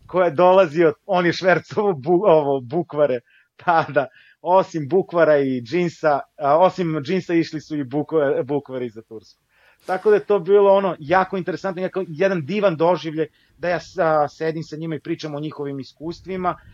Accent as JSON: {"language": "Croatian", "country": "Kosovo", "tie": "born there", "said": "ja sam rođen na Kosovu, rođen sam u Jugoslaviji i dan danas osjećam a, Jugoslaviju, odnosno Srbiju kao svoju, a, svoju domovinu."}